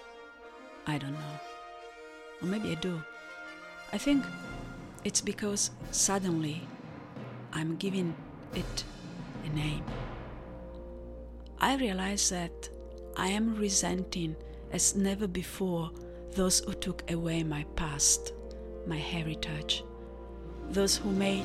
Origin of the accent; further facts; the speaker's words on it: Sardinia, Italy; first language Italian; English is a second language; moved away; also born or lived in Melbourne, Australia; that native language of mine, forced onto me by my Sardinian-speaking parents